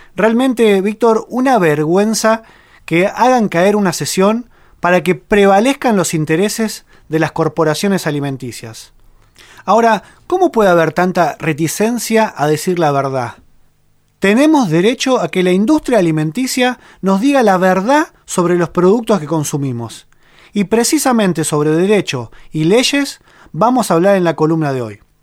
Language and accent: Spanish; Argentina; en nuestro país existe un precedente. Aquí en Argentina